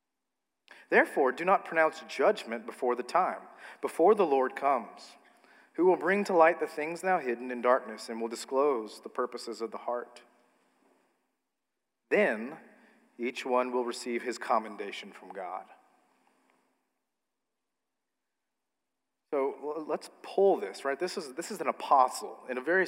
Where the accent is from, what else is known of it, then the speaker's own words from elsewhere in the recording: United States; as an American